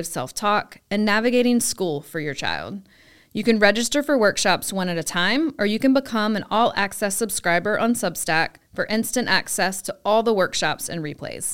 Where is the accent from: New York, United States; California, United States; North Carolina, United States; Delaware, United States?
North Carolina, United States; as a girl growing up in North Carolina